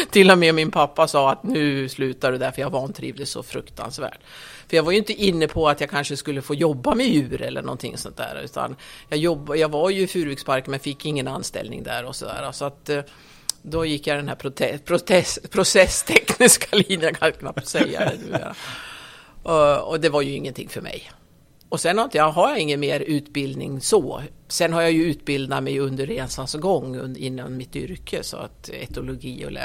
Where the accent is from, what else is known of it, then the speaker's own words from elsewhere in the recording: Skutskär, Uppsala County, Sweden; Jag är uppvuxen i Skutskär. Eh, det är ju norr om Gävle, cirka tre mil norr om Gävle. Där är jag uppvuxen.